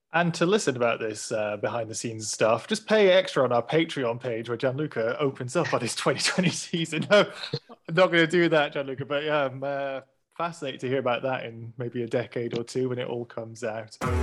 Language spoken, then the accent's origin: English; United Kingdom; We're British, we do things very prim and proper, stiff upper lip